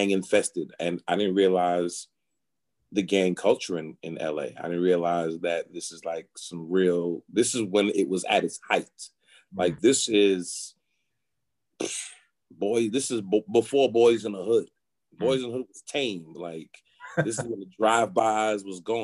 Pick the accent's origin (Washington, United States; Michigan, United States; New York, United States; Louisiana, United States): New York, United States; New York City; moved away; I'm from New York